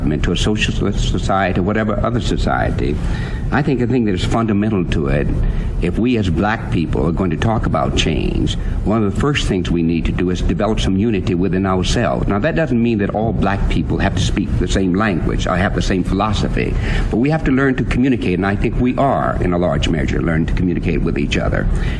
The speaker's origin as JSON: {"language": "English", "region": "Texas", "country": "United States", "lives_now": "New York, United States", "said": "And I live here in New York now, though I come from Texas, and New York has always been talked about as a melting pot."}